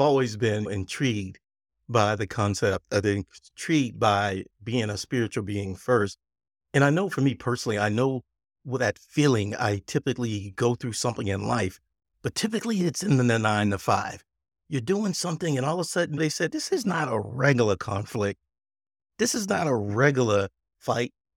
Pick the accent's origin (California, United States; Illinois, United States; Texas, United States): Texas, United States; accent: Texas; it's my Texas accent.